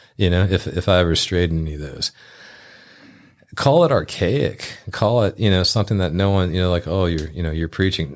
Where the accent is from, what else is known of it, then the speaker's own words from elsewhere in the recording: Memphis, Tennessee, United States; I grew up in Midtown